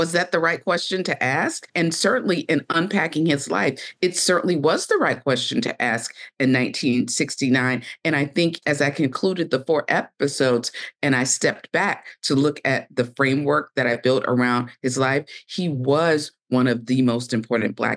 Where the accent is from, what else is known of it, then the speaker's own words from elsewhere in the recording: Savannah, Georgia, United States; I am born and raised in Savannah, Georgia